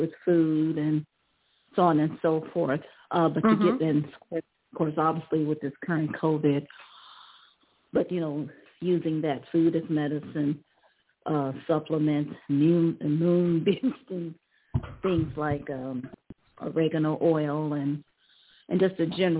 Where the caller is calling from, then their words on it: Ohio, United States; I'm calling from Ohio.